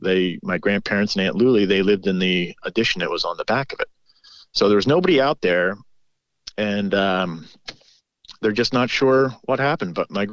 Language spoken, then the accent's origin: English; Huntingdon Valley, Pennsylvania, United States; moved away as an adult; also born or lived in Whidbey Island, Washington; now in Stoddartsville, United States; I grew up in Huntington Valley, which is just outside of Philadelphia. But like I said, my father grew up here, so we would come up for, you know, a couple weeks in the summer and spend it with my grandparents